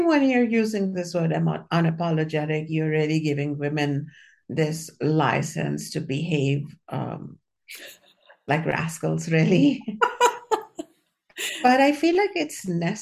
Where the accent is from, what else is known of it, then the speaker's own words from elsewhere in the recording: India; moved away; when I was growing up in India